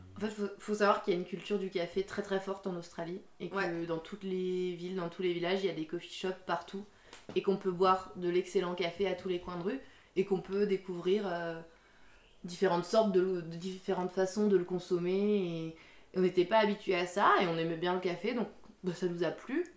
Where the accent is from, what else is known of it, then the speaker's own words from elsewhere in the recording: Alsace, Grand Est, France; now in Dijon, France; je suis née en Alsace. J'ai grandi en Alsace.